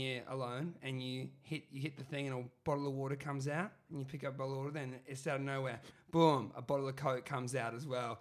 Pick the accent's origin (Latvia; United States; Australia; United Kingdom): Australia; Brisbane, Queensland; where I grew up in Brisbane and Moreton Bay, home of the Moreton Bay Bugs.